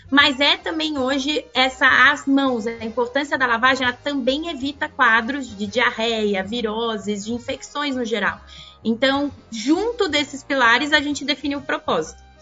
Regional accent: São Paulo, Brazil; also born or lived in Rio de Janeiro; Olha, eu nasci no Rio de Janeiro, apesar de não ter esse sotaque carioca que eu gosto é muito, verdade. mas estou é vim para São Paulo pequena e aqui fiquei.

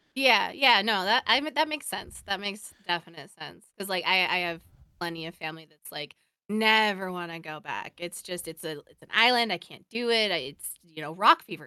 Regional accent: Oregon, United States; I grew up over on the mainland. I grew up in, in Oregon

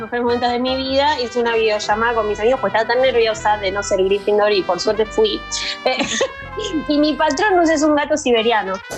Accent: Argentina

